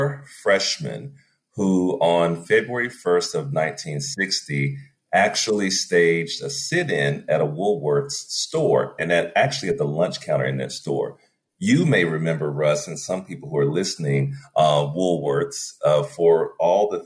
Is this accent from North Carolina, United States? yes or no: yes; Winston-Salem, North Carolina, United States; also born or lived in Durham, North Carolina; I was born and reared in Winston-Salem, North Carolina. So I am a Southerner by birth